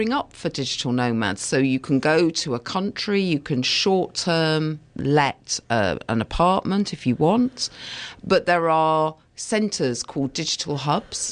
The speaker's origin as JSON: {"language": "English", "area": "the Dales", "region": "Yorkshire and the Humber", "country": "United Kingdom", "tie": "born or raised there", "moved": "yes", "said": "my hometown, which is up in the Dales"}